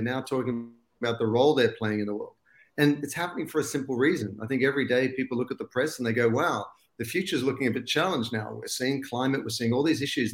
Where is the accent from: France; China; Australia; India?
Australia; accent: Aussie; moved away as an adult; now in Los Angeles, United States; I was born and bred in Australia. And I've still got the Aussie accent